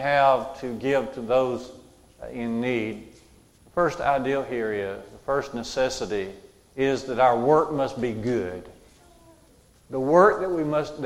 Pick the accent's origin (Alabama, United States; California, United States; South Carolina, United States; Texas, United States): Alabama, United States; Jasper; When I was in junior college in my hometown of Jasper